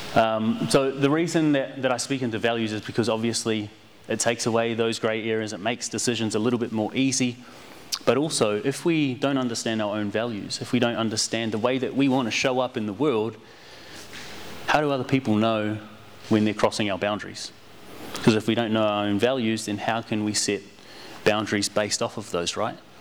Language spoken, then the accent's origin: English; New Zealand; growing up in New Zealand and not being a country Maori, Indigenous Kiwi, not being from the country, being from the city